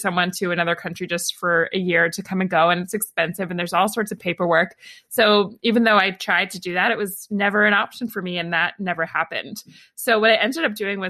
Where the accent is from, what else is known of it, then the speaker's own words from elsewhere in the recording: Atlanta, Georgia, United States; moved away as an adult; also born or lived in New York / Los Angeles; I grew up in Atlanta in the US and was there from the time I was born until I was 18